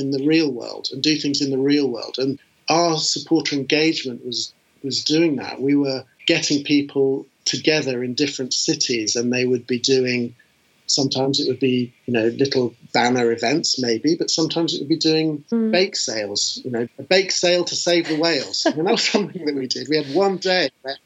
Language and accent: English; United Kingdom; moved away as an adult; also born or lived in United States; having been a Brit in America